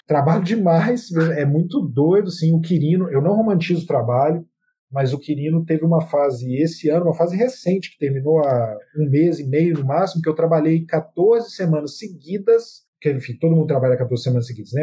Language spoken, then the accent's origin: Portuguese; Belo Horizonte, Minas Gerais, Brazil; eu sou mineiro, sou de BH, de, de um bairro da periferia de BH que chama Maria Gorete